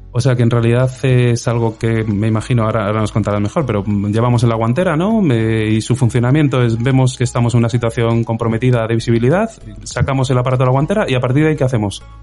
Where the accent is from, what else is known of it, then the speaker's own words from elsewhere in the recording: Spain; como español